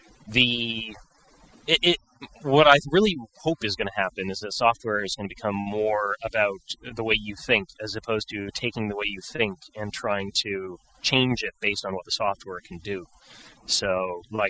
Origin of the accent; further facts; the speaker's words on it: Montreal, Quebec, Canada; I'm originally from Montreal in Canada